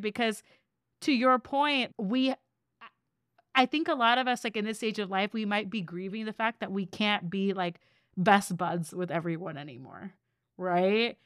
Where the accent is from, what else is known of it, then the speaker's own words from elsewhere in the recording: Seattle, Washington, United States; now in Austin, United States; I grew up in Seattle.